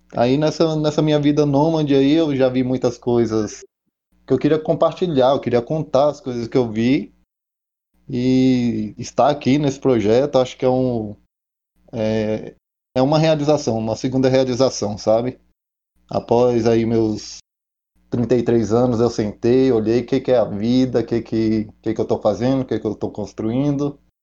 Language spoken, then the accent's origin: Portuguese; Brasília, Federal District, Brazil; nascido e criado aqui em Brasília mesmo